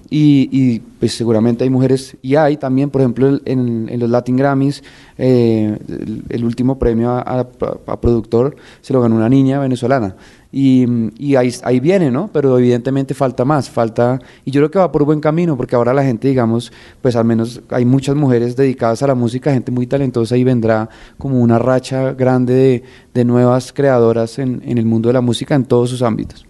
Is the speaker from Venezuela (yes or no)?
no; Colombia